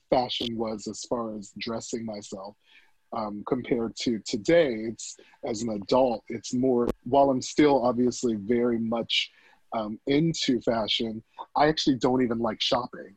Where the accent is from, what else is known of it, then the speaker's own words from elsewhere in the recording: Silver Spring, Beltsville, and Bowie, Maryland, United States; also born or lived in Washington, District of Columbia, United States; I was born in DC and then I was raised in Silver Spring, Beltsville, and Bowie